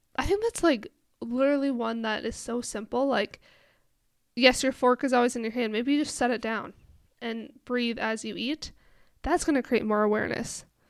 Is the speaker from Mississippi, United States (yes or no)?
no; Minnesota, United States; moved away; I'm from Minnesota